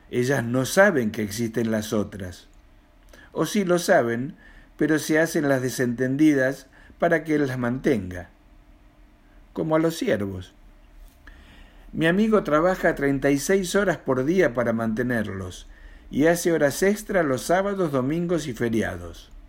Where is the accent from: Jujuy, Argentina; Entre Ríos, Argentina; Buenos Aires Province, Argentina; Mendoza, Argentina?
Mendoza, Argentina; now in Buenos Aires, Argentina; argentino, mendocino para más datos, de 65 y años, viviendo en Buenos Aires y escribiendo poesía y relatos.